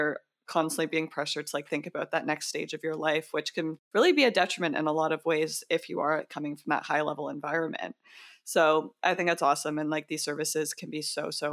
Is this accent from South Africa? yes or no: no; Canada; being a Canadian athlete trying to go to the States